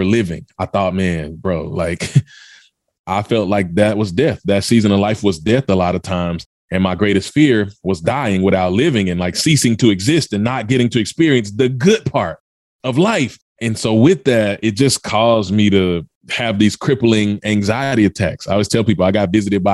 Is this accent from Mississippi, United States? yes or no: yes; Mississippi, United States; also born or lived in Memphis, Tennessee; I was born in Memphis, Tennessee, product of the South, raised in Mississippi